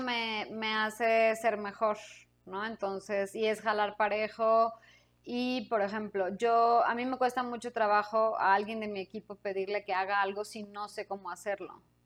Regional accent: Mexico City, Mexico; moved away as an adult; yo soy de aquí. Yo soy este chilanga.

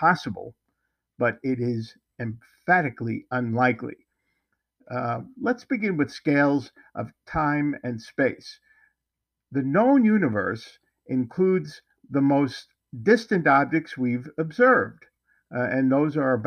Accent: North Bergen, New Jersey, United States; moved away; my hometown, North Bergen, New Jersey.

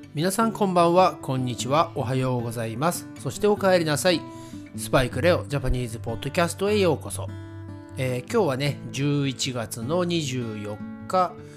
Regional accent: Japan; first language Japanese; 私たち日本語のネイティブスピーカーは

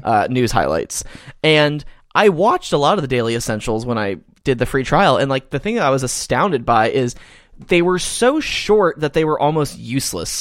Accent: Georgia, United States; now in Texas, United States; my home state of Georgia

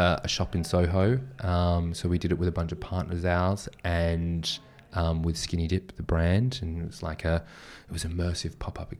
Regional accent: Australia; I'm from Australia

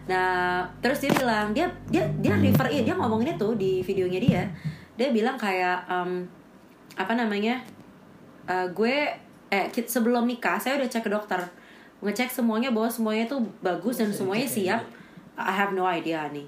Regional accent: North Sumatra, Indonesia; aku sebagai orang Batak tersinggung

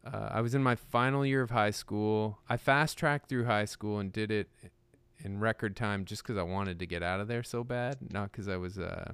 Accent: Ajax, Ontario, Canada; moved away; Ajax is the homeland. you know, my folks still live there.

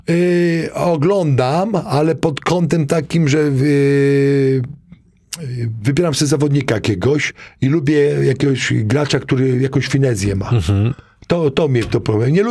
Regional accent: Zgorzelec, Lower Silesian Voivodeship, Poland; moved away; also born or lived in Wrocław; ja ze Zgorzelca, małe miasteczko, kto kiedyś słyszał.

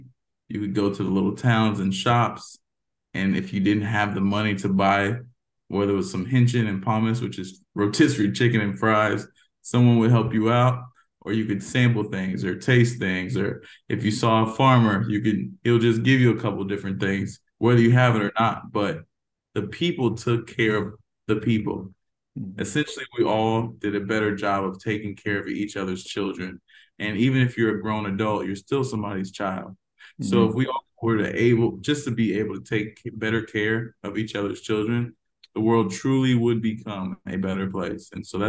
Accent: Georgia, United States; born there; also born or lived in Tampa, Florida / Stuttgart, Germany / Mannheim, Germany / Texas; I was born in Georgia, didn't stay long, went to Tampa, Florida, then Stuttgart, Germany, back to Tampa, Florida, back to Mannheim, Germany, and then ultimately Texas.

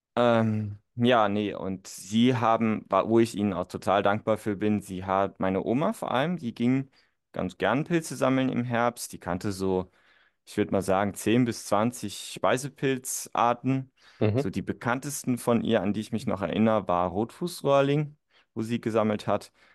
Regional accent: northern Saarland, Germany; ich bin ja auch geboren und aufgewachsen tatsächlich. Das ist so das Nordsaarland

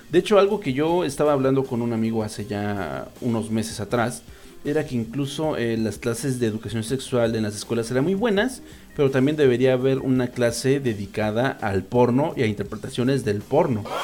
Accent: Colombia; eso pasa mucho en Latinoamérica, sobre todo en Colombia, de donde yo soy

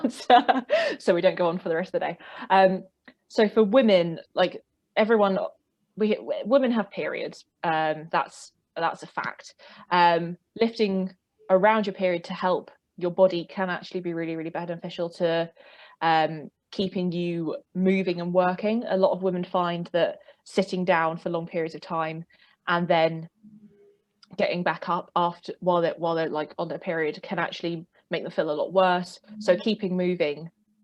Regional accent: South East England, United Kingdom; accent: southeast of England; I live in England, specifically in the southeast of England, if you couldn't tell by my accent.

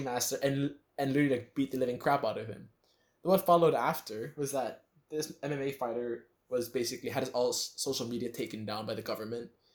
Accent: Philippines; I've spent most of my life in the Philippines

